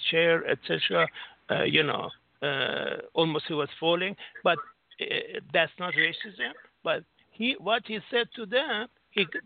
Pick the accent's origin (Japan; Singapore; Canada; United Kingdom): Singapore; No, I'm from Singapore.